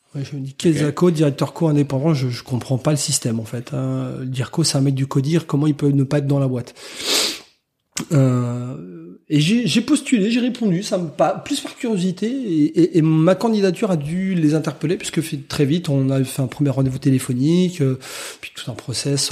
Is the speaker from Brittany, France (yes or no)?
yes; Rennes, Brittany, France; moved away as an adult; also born or lived in Cholet; now in Tours, France; pas natif, mais originaire, on va dire, de Rennes, puisque j'y ai passé la plupart de ma vie et notamment mes études